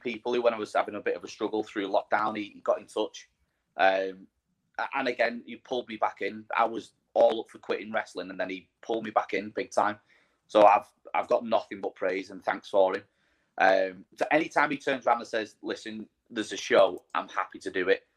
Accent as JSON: {"language": "English", "town": "Widnes", "region": "North West England", "country": "United Kingdom", "tie": "born or raised there", "said": "my hometown of Widnes"}